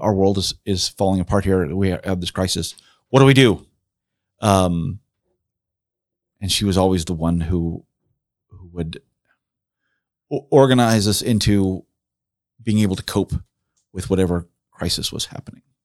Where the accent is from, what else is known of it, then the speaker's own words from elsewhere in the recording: Southern California, United States; moved away as an adult; also born or lived in South Jersey; now in Marion, Indiana, United States; most of my growing up in, in Southern California